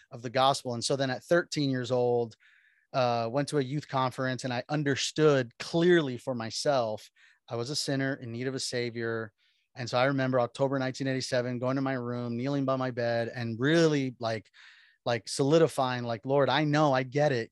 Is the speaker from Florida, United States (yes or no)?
yes; Miami, Florida, United States; born and raised in Miami, Florida